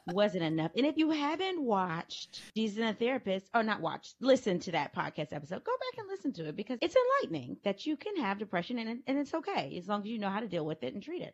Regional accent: Louisiana, United States; moved away as an adult; now in Texas, United States; my hometown in Louisiana

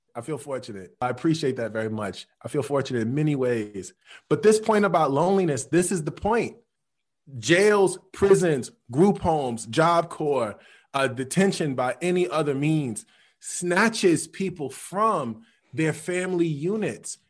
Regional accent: Chicago, Illinois, United States; when I'm growing up in Chicago, on the low end

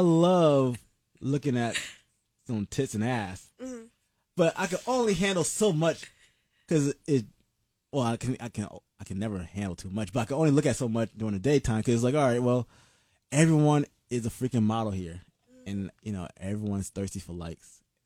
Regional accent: Atlanta, Georgia, United States; moved away; I'm originally from Atlanta

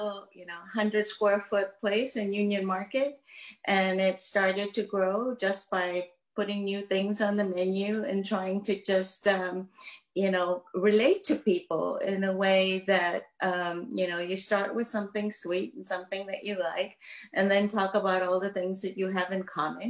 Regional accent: Myanmar; moved away; I am from Burma

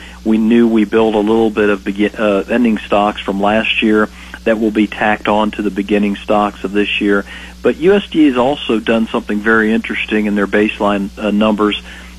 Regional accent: Indiana, United States; now in Atchison, United States; I came from Indiana about 6 years ago to Atchison right on the Missouri River.

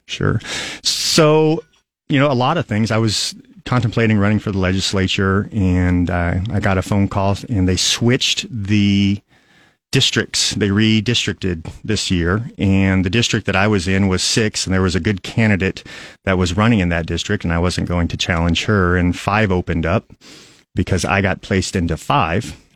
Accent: Aurora, Nebraska, United States; also born or lived in Lincoln, Nebraska; I'm from Aurora, and I grew up in Aurora, went to Rub-, Aurora Public Schools

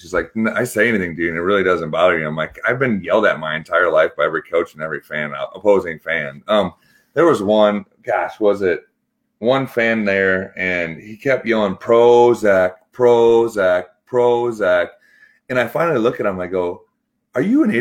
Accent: Iowa, United States; also born or lived in Switzerland

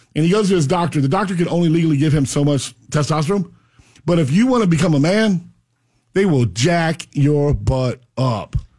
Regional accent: Pahokee, Florida, United States; now in Central Florida, United States; I'm from Palm Beach County. I grew up in Pahokee.

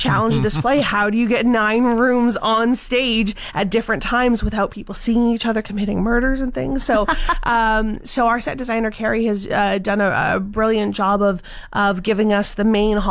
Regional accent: Calgary, Alberta, Canada; I'm from Calgary. I've been directing there for the last couple decades

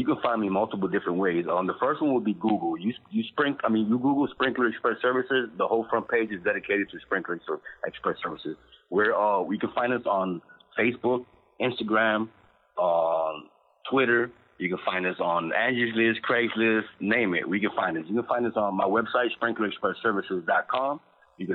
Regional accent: Miami, Florida, United States; my family and I grew up in Little Havana, which is, you know, an area where it doesn't have too much of anything going around.

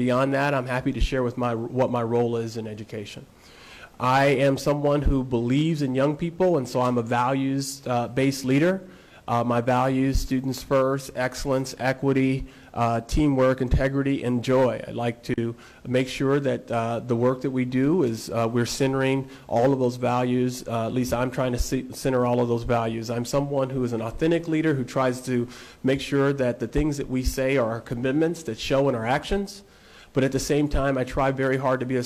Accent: Lincoln, Nebraska, United States; moved away; also born or lived in Wichita, Kansas; I grew up in Lincoln.

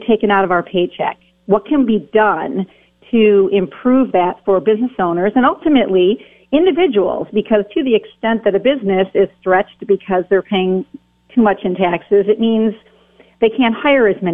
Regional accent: Wisconsin, United States; I work out of my home state of Wisconsin

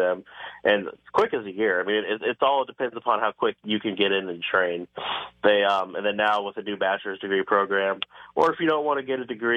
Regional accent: Cleveland, Ohio, United States; Originally from Cleveland, Ohio

